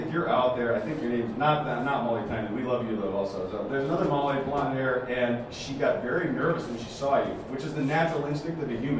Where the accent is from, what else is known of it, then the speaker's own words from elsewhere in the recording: Colorado, United States; I'm from Colorado